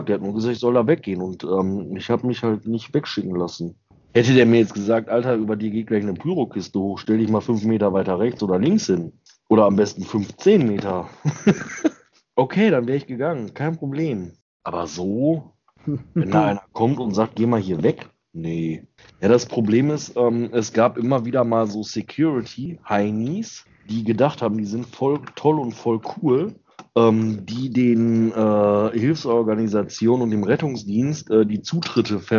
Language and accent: German; Thuringia, Germany; also born or lived in Schmalkalden; now in Bavaria, Germany; Aus dem Osten, ich komme aus Thüringen.